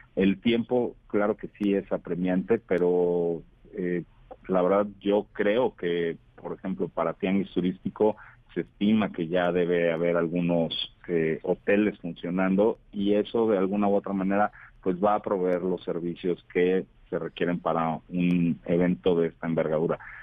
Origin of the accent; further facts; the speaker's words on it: Mexico; como mexicanos